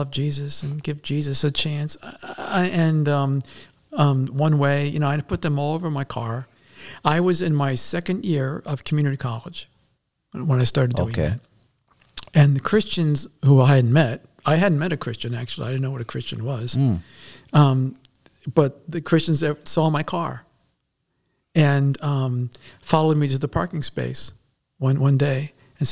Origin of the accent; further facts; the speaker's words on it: Maryland, United States; moved away as an adult; now in Pennsylvania, United States; I was born and raised in Maryland